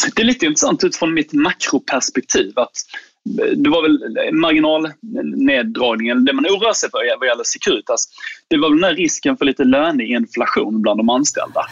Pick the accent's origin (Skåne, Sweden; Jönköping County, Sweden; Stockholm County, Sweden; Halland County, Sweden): Skåne, Sweden; jag är skåning